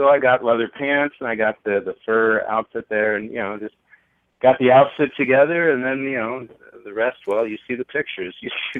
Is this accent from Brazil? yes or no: no; New York, United States; moved away as an adult; also born or lived in Los Angeles; I was from New York